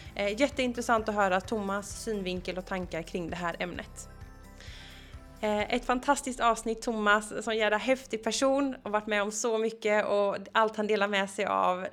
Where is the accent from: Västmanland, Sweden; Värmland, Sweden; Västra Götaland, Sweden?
Västra Götaland, Sweden; Gothenburg; Jag är ju från Göteborg